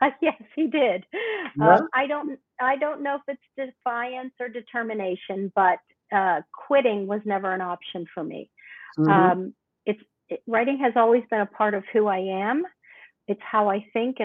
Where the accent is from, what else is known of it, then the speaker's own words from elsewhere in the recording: Pittsburgh, Pennsylvania, United States; Born and raised in Pittsburgh all my life.